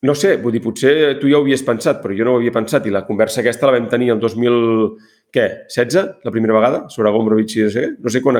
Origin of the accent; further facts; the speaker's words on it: Catalonia, Spain; perquè no som uns desertors, perquè som catalans.